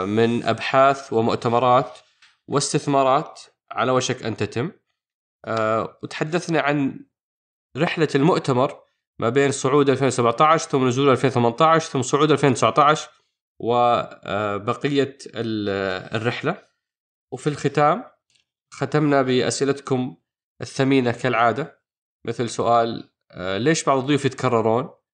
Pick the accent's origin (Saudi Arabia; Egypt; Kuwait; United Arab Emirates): Saudi Arabia; احنا كسعوديين